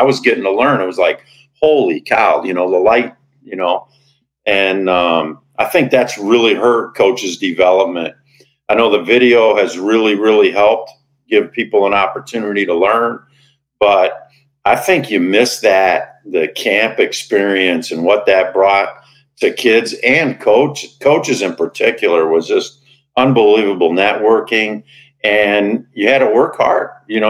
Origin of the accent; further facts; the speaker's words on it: Chicago, Illinois, United States; moved away as an adult; also born or lived in Spokane, Washington; I grew up in the Chicago area, played high school basketball. Basketball in Illinois was very revered when I was growing up.